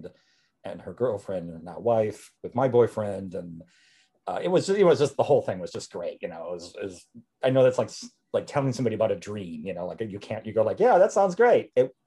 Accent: Wisconsin, United States; I was born in a small town in Wisconsin

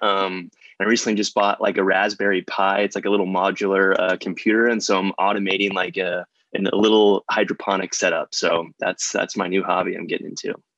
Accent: Arizona, United States; moved away as an adult; also born or lived in Chicago / New York; I'm originally from Arizona

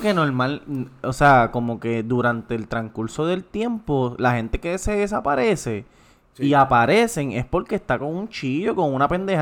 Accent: Puerto Rico; somos los boricuas

